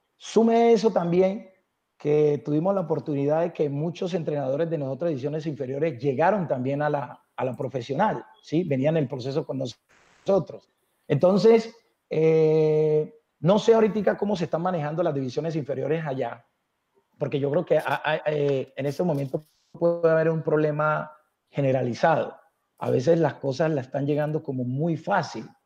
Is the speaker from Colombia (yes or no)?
yes; Buenaventura, Valle del Cauca, Colombia; moved away; also born or lived in Bogotá; yo nací en Buenaventura, que la amo